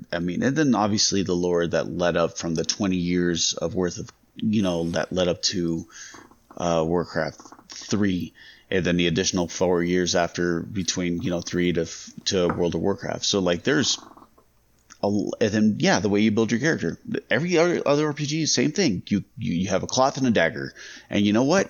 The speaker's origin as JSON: {"language": "English", "town": "Las Vegas", "region": "Nevada", "country": "United States", "tie": "born or raised there", "said": "I grew up in Vegas"}